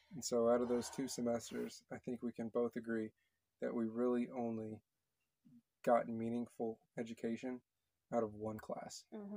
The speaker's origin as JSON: {"language": "English", "region": "Texas", "country": "United States", "also_born_or_lived": "Connecticut", "moved": "yes", "said": "I'm from Texas."}